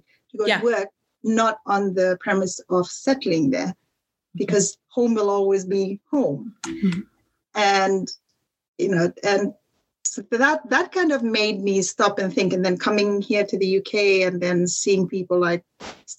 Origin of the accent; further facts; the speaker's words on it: Fiji; moved away as an adult; also born or lived in Dubai; now in United Kingdom; for me growing up in Fiji